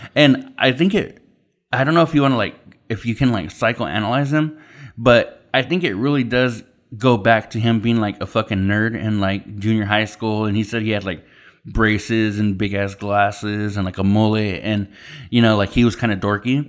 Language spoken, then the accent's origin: English; Yuma, Arizona, United States; originally we're from Yuma, Arizona